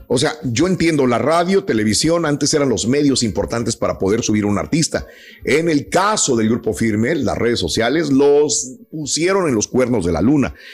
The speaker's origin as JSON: {"language": "Spanish", "town": "Matamoros", "region": "Tamaulipas", "country": "Mexico", "said": "yo soy de Matamoros, Tamaulipas"}